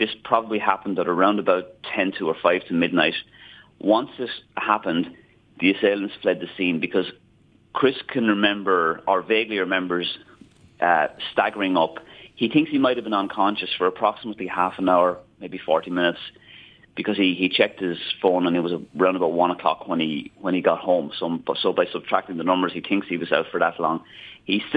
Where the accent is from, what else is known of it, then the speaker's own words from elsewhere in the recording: Enniscorthy, Leinster, Ireland; I'm a very proud Wexford man. I'm originally from Enniscorthy.